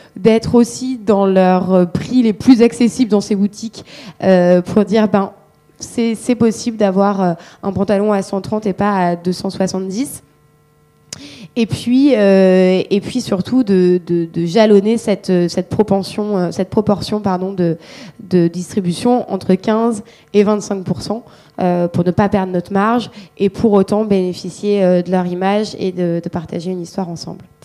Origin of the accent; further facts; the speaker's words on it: Marseille, Provence-Alpes-Côte d'Azur, France; je suis marseillaise